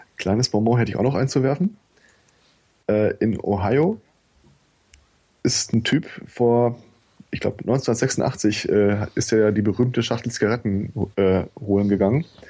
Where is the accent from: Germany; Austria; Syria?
Germany; Bei uns in Deutschland